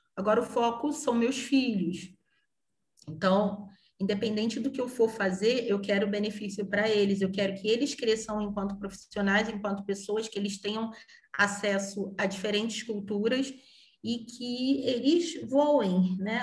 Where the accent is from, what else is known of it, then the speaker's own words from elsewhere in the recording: Brazil; moved away as an adult; now in Portugal; eu que sou brasileira.